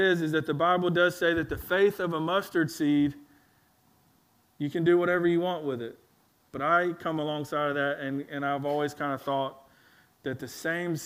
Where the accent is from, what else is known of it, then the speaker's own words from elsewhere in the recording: Alabama, United States; also born or lived in Louisiana; when we moved back to Alabama after we moved from Louisiana to Alabama